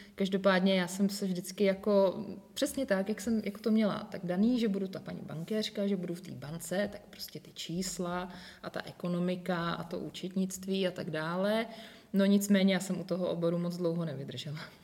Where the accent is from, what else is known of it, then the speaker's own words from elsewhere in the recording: Most, Ústí nad Labem Region, Czechia; also born or lived in Prague; chybělo mi to moje rodné město a, ti přátelé a ti všichni, takže já jsem se ve finále vrátila